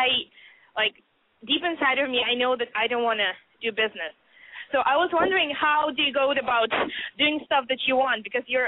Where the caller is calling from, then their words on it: Boston, Massachusetts, United States; I'm 20. I'm calling from Boston.